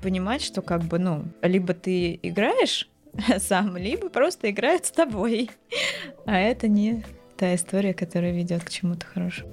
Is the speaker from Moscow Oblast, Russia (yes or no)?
yes; Dmitrov, Moscow Oblast, Russia; Я не из Москвы, я из Дмитрова, это Подмосковье, не супер далеко